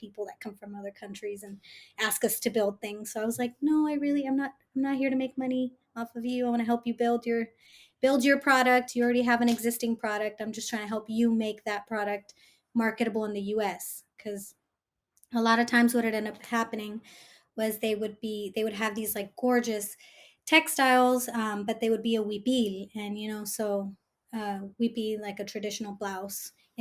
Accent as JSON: {"language": "English", "area": "Bay Area", "region": "California", "country": "United States", "tie": "born or raised there", "said": "I'm first gen, born and raised in the Bay Area"}